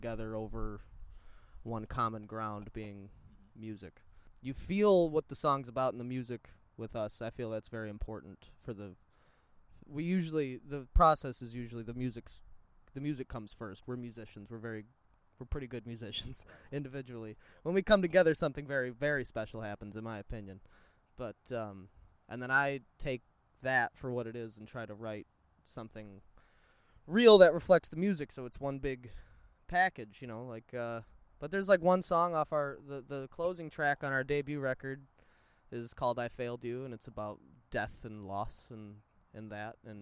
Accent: United States; I was born in America

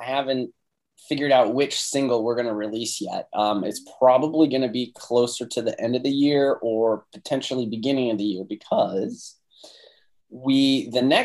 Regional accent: Phoenix, Arizona, United States; also born or lived in Renton, Washington; our family moved back to Phoenix when I was like four. So basically I grew up here

